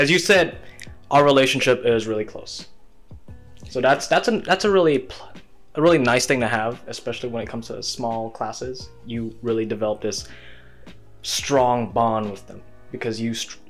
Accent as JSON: {"language": "English", "town": "Medan", "region": "North Sumatra", "country": "Indonesia", "tie": "born or raised there", "moved": "as an adult", "lives_now": "East Lansing, United States", "said": "I'm from Medan, and I graduated in a relatively small school called Medan Independent School"}